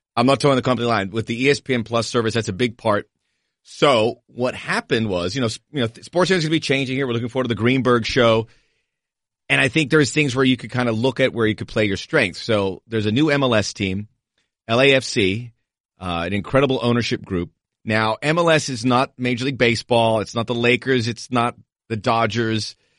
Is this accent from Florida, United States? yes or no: yes; Miami, Florida, United States; moved away; also born or lived in Los Angeles; I'm from Miami, but L A's my home. I spent fifteen years there